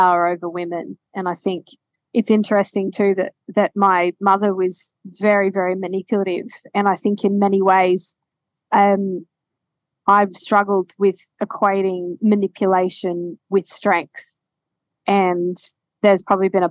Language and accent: English; Queensland, Australia; also born or lived in Ipswich; growing up in Queensland where it's hot